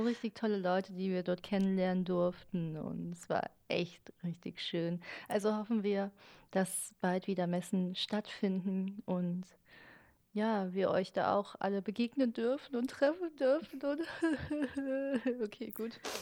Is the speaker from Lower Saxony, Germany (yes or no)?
no; Cologne, North Rhine-Westphalia, Germany; weil ich aus Köln komme